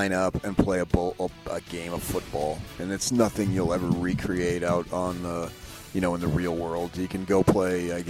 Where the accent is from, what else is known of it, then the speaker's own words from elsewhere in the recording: Northeast, United States; moved away; growing up in the Northeast with the Catholic thing. It's such a big, big deal back there. At least it was when I lived there